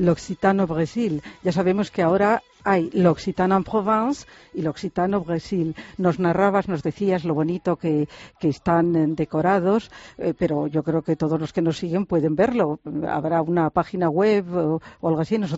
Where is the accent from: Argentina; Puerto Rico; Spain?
Spain; Galicia; ¿Qué me vas a decir a mí que soy gallega?